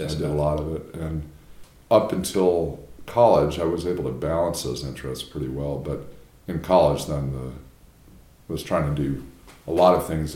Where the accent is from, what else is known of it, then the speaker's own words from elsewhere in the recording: outside of Chicago, Illinois, United States; moved away as an adult; also born or lived in New Haven, Connecticut; now in Durham, United States; I grew up outside of Chicago in a suburban neighborhood